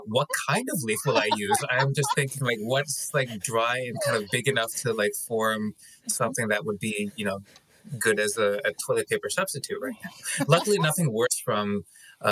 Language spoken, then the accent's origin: English; Canada; I'm Canadian.